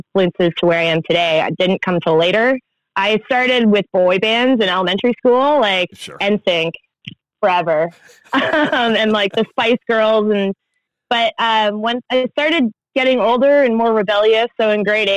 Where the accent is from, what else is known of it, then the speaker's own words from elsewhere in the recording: Toronto, Ontario, Canada; I was born in Scarborough, Ontario, just outside of Toronto